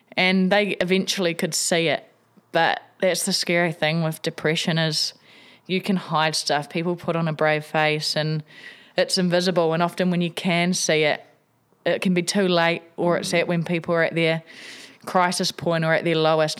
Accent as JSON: {"language": "English", "region": "Wellington", "country": "New Zealand", "tie": "born or raised there", "said": "I grew up in Tawa here in Wellington."}